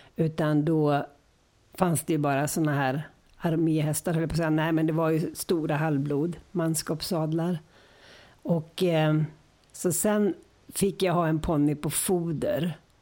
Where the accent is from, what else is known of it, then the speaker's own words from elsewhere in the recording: Gothenburg, Västra Götaland, Sweden; also born or lived in Örebro; Och sen flyttade vi till Göteborg och då var det Gamla Bö, ridskolan i Göteborg.